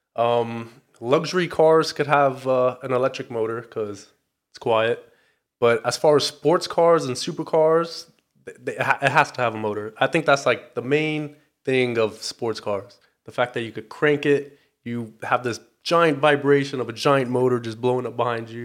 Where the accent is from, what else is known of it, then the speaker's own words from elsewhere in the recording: Torrance, California, United States; I am from the South Bay, Torrance, California